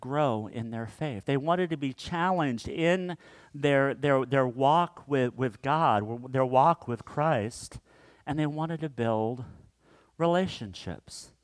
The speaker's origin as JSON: {"language": "English", "region": "Kansas", "country": "United States", "tie": "born or raised there", "said": "growing up in Kansas, we would drive up to my dad's hometown called Mankato, Kansas."}